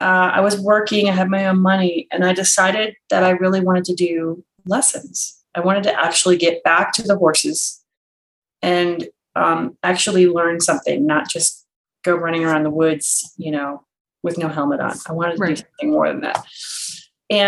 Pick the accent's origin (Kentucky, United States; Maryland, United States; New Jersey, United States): Maryland, United States; I grew up in Maryland